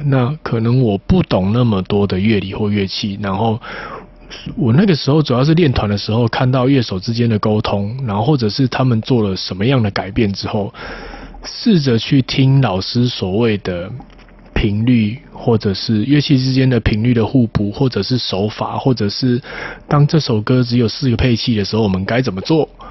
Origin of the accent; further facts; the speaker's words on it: Tainan, Taiwan; 我台南人，出生在台南一个蛮乡下的地方